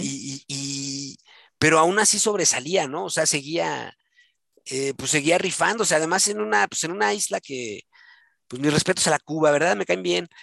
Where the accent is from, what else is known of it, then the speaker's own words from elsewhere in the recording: Mexico; soy mexicano, soy mexa